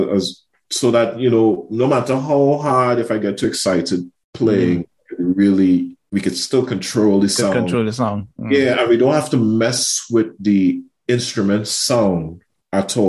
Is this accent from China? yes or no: no; Trinidad & Tobago; moved away as an adult; also born or lived in United States / United Kingdom; growing up in Trinidad through music and my mother's influence